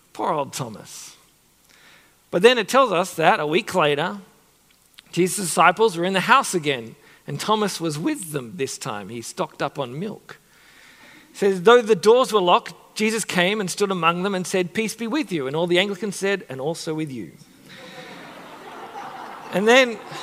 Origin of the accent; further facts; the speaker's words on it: Sydney, New South Wales, Australia; when I was younger, growing up in Sydney